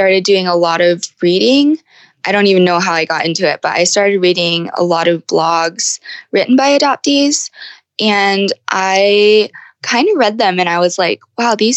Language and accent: English; United States; also born or lived in Guangdong Province, China; I was adopted by Caucasian parents and grew up in the United States.